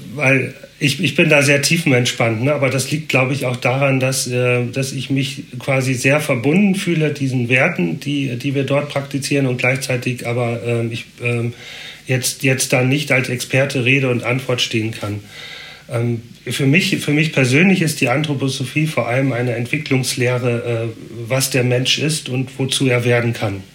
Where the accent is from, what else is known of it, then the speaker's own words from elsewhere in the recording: Northern Germany, Germany; moved away as an adult; now in Basel, Switzerland; Ich komme ja äh, aus dem Norden, bin erst seit drei Jahren hier